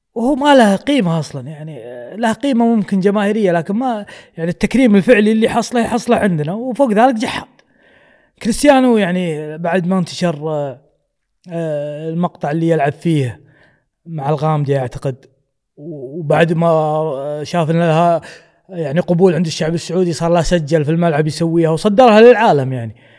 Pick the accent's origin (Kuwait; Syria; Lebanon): Kuwait; حنا ككويتيين